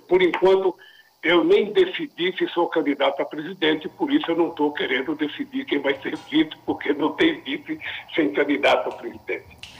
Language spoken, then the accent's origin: Portuguese; Northeast Region, Brazil; sou nordestino